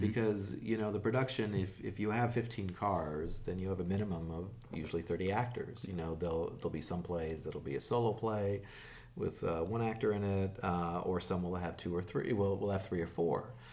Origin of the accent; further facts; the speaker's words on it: Los Angeles, California, United States; also born or lived in New York; I was born in New York, but I grew up here in Los Angeles